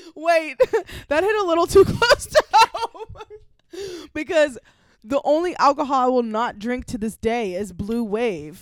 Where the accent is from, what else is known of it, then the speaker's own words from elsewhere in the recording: Pittsburgh, Pennsylvania, United States; accent: Yinzer; I speak like I'm from Pittsburgh.